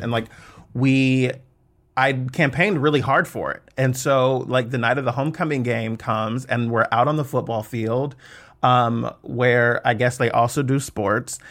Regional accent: Fairfield, California, United States; moved away as an adult; also born or lived in Suisun City, California / Atlanta, Georgia; I grew up in the Bay Area, in Fairfield

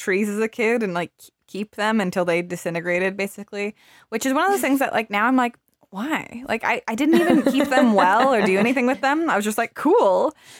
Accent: Arizona, United States; born or raised there

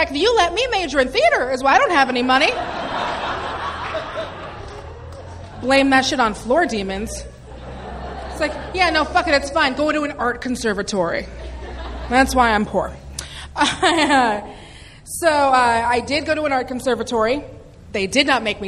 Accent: Seattle, Washington, United States; now in Los Angeles, United States; I'm from Seattle, Washington

